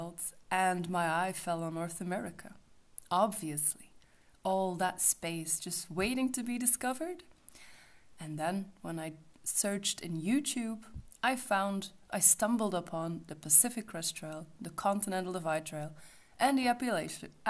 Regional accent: Belgium; I'm from Belgium, a country with no mountains at all.

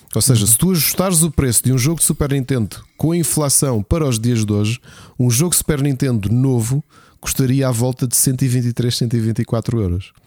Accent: Lisbon, Portugal; Nós todos que somos dos Olivais, não é? Que também era um bairro que tu sabes com muitas dificuldades

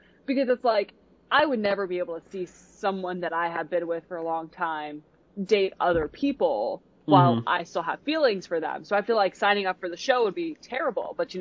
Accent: Pennsylvania, United States; I grew up in Pennsylvania.

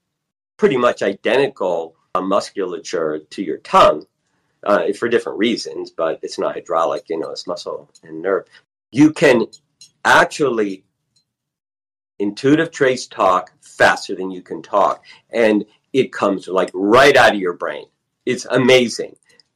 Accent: Nevada, United States; born there; You know, I was born on Nellis Air Force Base, you know, Area 51 in 1957

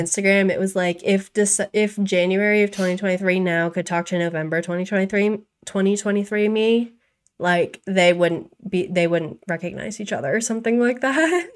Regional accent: Maine, United States; now in North Carolina, United States; I grew up in Maine

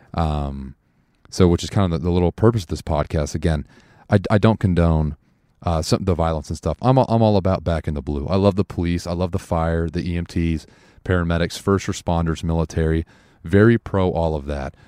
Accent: United States; as an American

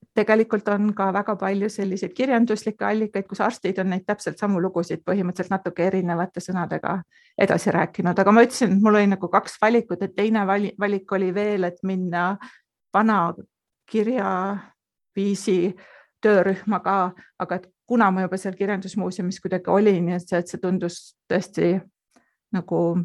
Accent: South Estonia, Estonia; moved away as an adult; also born or lived in Põlva / Finland / Munich, Germany; now in Austria; ma kasvasin üles sellisest ähm, kohas, kus äh, põhimõtteliselt oli ainult kaks maja

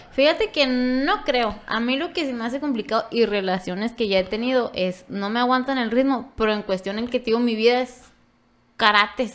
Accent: Ojinaga, Chihuahua, Mexico; soy de Ojinaga, y yo siempre soy de Ojinaga

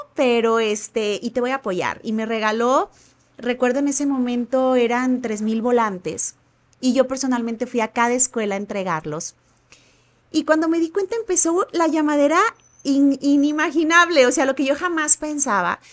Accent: Ahuacatlán, Nayarit, Mexico; also born or lived in Tepic; nací aquí en Tepic y viví en Santa Isabel, municipio de Aguacatlán

